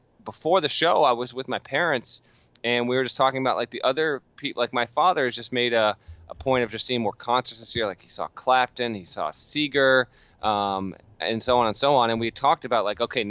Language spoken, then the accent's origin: English; Vermont, United States; I was a kid growing up in Vermont in 1993